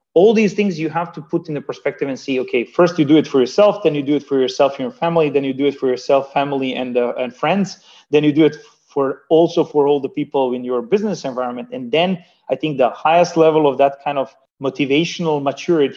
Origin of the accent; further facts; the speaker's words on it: Banja Luka, Republika Srpska, Bosnia & Herzegovina; now in Hamburg, Germany; me from Germany helping the society where I was born and raised with, helping my hometown of Banja Luka